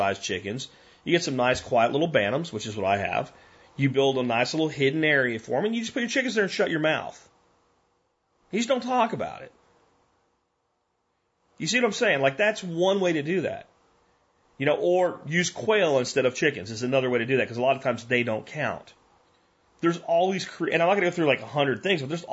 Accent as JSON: {"language": "English", "town": "Minersville", "region": "Pennsylvania", "country": "United States", "tie": "born or raised there", "also_born_or_lived": "Pottsville, Pennsylvania", "moved": "yes", "lives_now": "Texas, United States", "said": "I'm from Pottsville, but I mean, I really grew up in Minersville."}